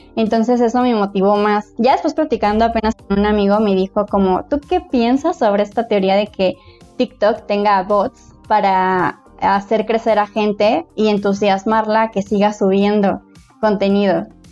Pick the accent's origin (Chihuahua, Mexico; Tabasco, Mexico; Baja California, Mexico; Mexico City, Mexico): Mexico City, Mexico; soy de la Ciudad de México, tengo 29 años